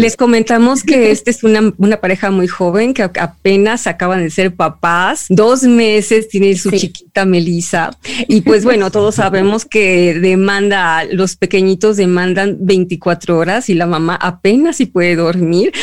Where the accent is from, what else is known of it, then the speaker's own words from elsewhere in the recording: Mexico; en este momento somos tres mexicanos